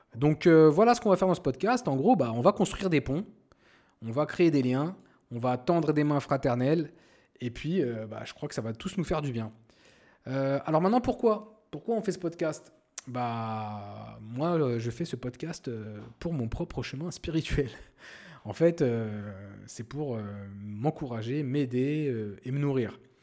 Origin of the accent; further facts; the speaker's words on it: Paris suburbs, Seine-Saint-Denis, Île-de-France, France; moved away as an adult; now in Morocco; Je suis né et j'ai grandi en France, euh, plus précisément euh, en banlieue parisienne dans le 93